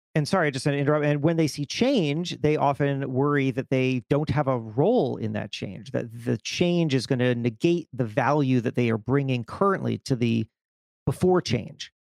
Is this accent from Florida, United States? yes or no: yes; South Florida, United States; I grew up in South Florida